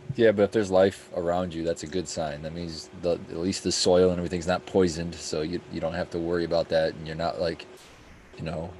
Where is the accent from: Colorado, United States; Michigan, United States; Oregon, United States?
Michigan, United States; also born or lived in Texas; growing up in Michigan